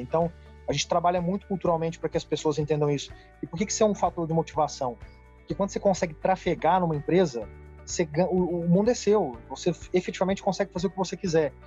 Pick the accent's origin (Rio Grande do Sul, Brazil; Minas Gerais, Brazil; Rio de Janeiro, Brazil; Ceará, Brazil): Minas Gerais, Brazil; Uberaba; moved away as an adult; also born or lived in São Paulo; Vim do interior da cidade de Uberaba para São Paulo para fazer direito